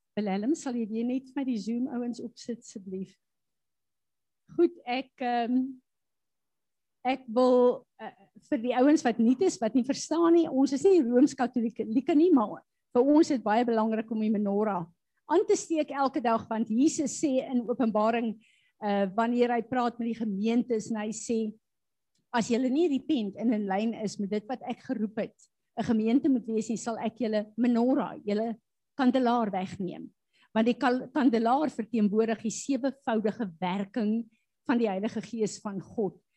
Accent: South Africa; ons as Suid-Afrikaners veral staan bekend as Christene

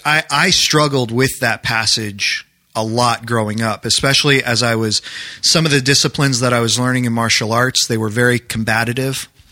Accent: New Hampshire, United States; now in Maryland, United States; I grew up in New Hampshire

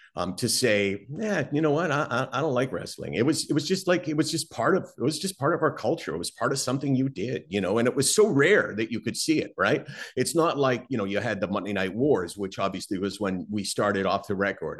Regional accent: Toronto, Ontario, Canada; I grew up in Toronto

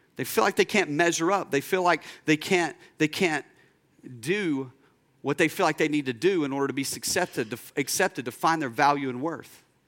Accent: United States; first language English

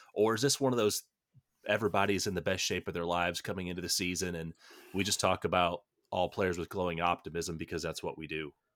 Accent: United States; as an American

